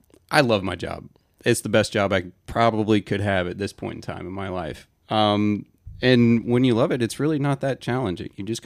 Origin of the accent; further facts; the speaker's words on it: Atlanta, Georgia, United States; also born or lived in Auburn; I grew up in Atlanta.